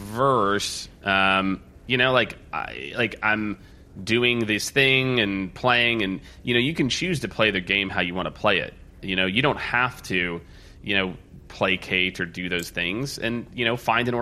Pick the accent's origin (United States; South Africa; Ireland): United States; Midwest; I was raised in the Midwest too